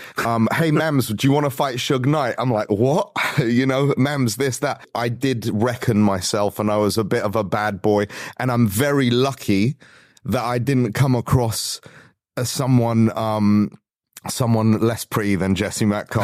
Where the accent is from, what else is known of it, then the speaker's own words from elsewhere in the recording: London, United Kingdom; also born or lived in Los Angeles; So growing up in London, basically you settle your differences like men.